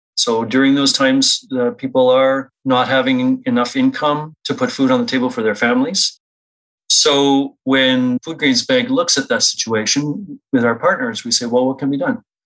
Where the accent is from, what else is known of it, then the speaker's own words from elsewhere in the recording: Saskatchewan, Canada; now in Winnipeg, Canada; I grew up mostly in Saskatchewan, Treaty 4 territory. I'm now in Treaty 1 alongside with you.